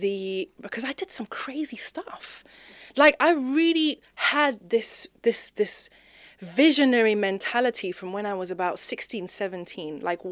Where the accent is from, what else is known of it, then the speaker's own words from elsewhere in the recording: Zimbabwe; So anyway, growing up in Zimbabwe, you know, did the whole school thing, was, you know, head girl of my school.